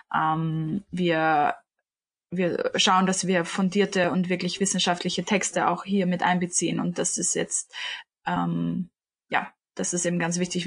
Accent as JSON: {"language": "German", "region": "Vienna", "country": "Austria", "said": "ich bin 25 und bin aus Wien beziehungsweise wohne auch in Wien"}